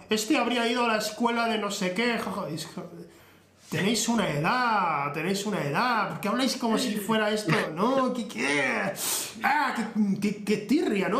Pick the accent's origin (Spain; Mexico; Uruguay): Spain; soy español